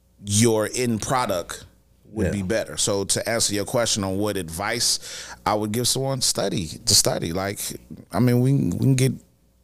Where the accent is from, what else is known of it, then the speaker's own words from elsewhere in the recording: Chicago, Illinois, United States; the experience of growing up in Hyde Park, in my POV, was just amazing.